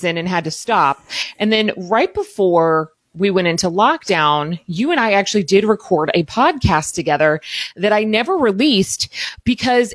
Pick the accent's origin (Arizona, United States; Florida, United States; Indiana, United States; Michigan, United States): Indiana, United States; Southern; I started in Southern Indiana